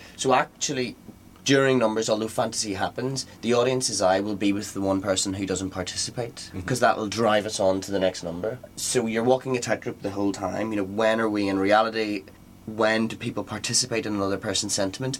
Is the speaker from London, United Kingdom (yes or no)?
no; Northern Ireland, United Kingdom; I'm from Northern Ireland, so we both feel a bit colonial